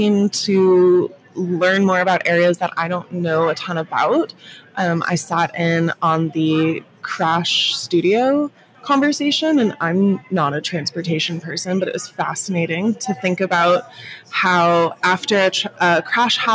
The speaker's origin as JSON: {"language": "English", "town": "Austin", "region": "Texas", "country": "United States", "tie": "born or raised there", "said": "I'm from Austin, Texas, born and raised."}